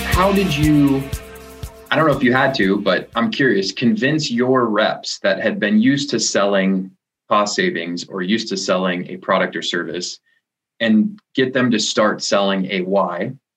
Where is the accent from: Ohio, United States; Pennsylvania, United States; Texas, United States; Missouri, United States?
Missouri, United States; Kansas City; Kansas City, which is my hometown